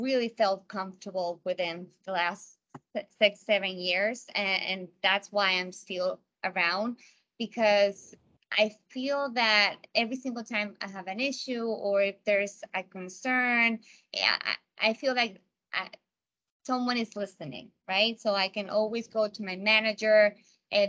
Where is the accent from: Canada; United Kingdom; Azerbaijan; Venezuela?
Venezuela; Margarita Island, Nueva Esparta; moved away; also born or lived in United States; I was born in the States, but I was raised in an island called Margarita Island back in Venezuela